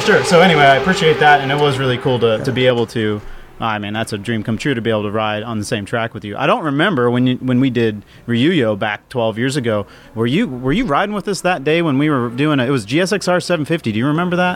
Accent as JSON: {"language": "English", "town": "College Station", "region": "Texas", "country": "United States", "said": "I'm from College Station"}